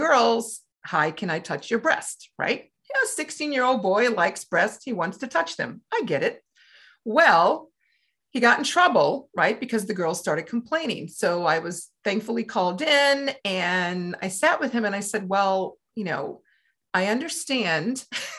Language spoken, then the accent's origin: English; Louisiana, United States; when I grew up in Louisiana